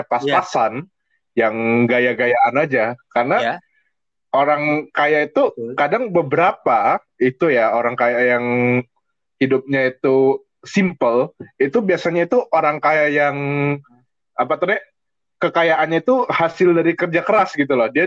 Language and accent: Indonesian; West Jakarta, Jakarta, Indonesia; gue dari Jakarta Barat tinggal di Taman Ratu